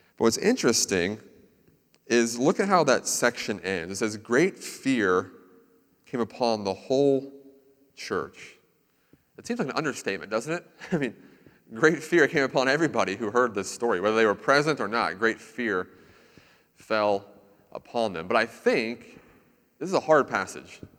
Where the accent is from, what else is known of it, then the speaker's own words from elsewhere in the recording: Central Florida, United States; I lived in Central Florida for a lot of my life